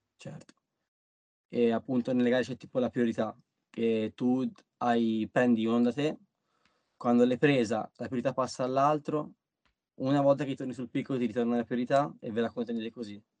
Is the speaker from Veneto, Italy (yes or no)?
no; Pietrasanta, Tuscany, Italy; qua dalle mie parti a, al pontile di Maria di Pietrasanta